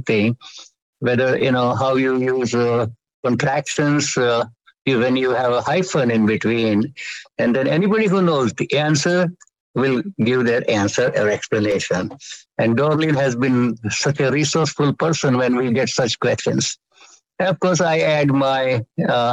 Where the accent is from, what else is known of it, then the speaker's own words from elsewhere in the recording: India; also born or lived in Chicago, United States; now in Bay Area, California, United States; I'm an American citizen, although I'm from India